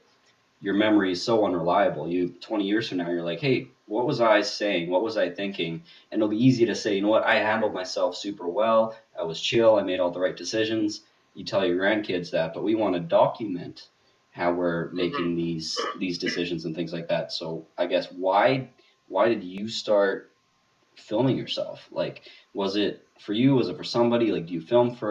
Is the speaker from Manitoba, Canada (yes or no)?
yes; Manitoba, Canada; I'm from Manitoba, Canada